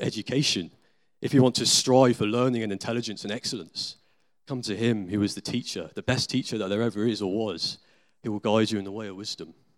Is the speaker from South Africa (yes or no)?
no; United Kingdom; we're British citizens in the twenty-first century